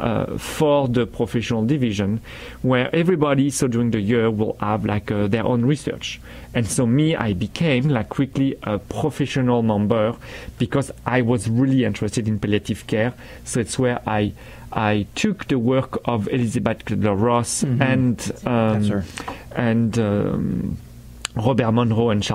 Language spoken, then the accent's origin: English; France; English is a second language; moved away as an adult; now in Vancouver, Canada; I didn't speak a word of English when I arrived from France